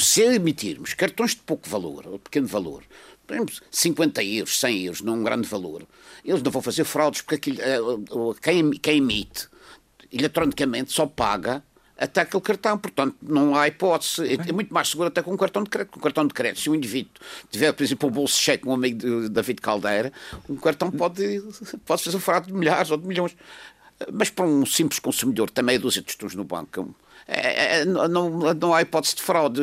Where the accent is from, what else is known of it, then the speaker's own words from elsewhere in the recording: Madeira, Portugal; como madeirense